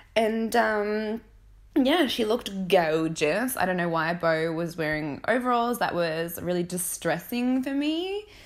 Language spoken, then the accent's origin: English; Australia; accent: Australian valley girl; I'm Australian